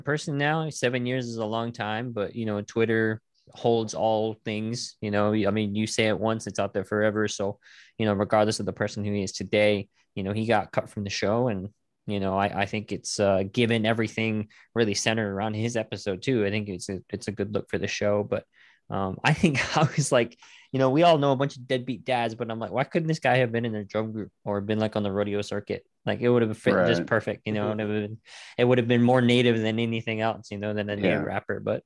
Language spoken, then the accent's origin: English; United States; I grew up on the Navajo res in my town.